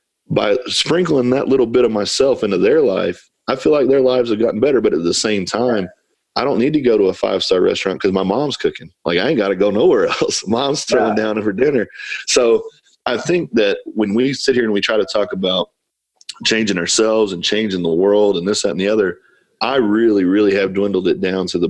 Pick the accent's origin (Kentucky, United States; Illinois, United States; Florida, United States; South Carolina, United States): Kentucky, United States; moved away as an adult; also born or lived in Ohio / California / Paint Lick, Kentucky; I'm from Kentucky. I've lived in Ohio.